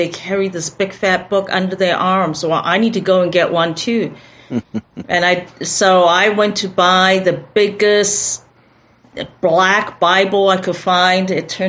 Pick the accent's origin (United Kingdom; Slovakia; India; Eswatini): Eswatini; Mbabane, Hhohho; also born or lived in Taiwan / Philippines; But I was born in Taiwan, so I'm Taiwanese, and my father was a diplomat for Taiwan, so I grew up in the nations. As a little kid, was in Philippines, but had most of my primary school education in Mbabane, Swaziland, which is now Eswatini.